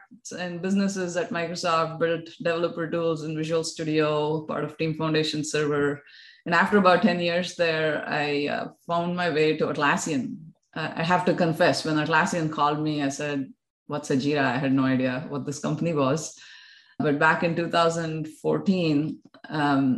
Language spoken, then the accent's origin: English; Bangalore, Karnataka, India; moved away as an adult; also born or lived in United States; now in Australia; I was born and brought up in Bangalore